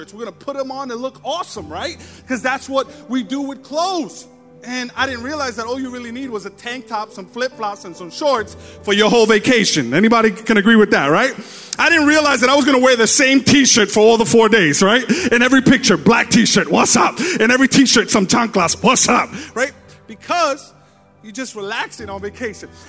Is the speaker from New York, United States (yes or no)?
yes; New York City, New York, United States; now in Staten Island, United States; we're from New York, Brooklyn, but I live in Staten Island.